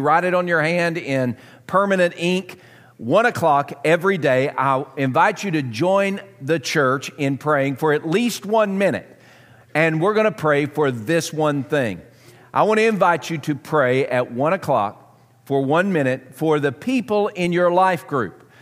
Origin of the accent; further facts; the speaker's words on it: Southern, United States; accent: Southern; my Southern accent